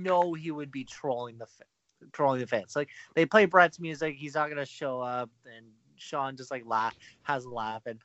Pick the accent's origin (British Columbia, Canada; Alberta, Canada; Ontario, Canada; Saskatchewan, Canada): Ontario, Canada; Toronto; I'm from Toronto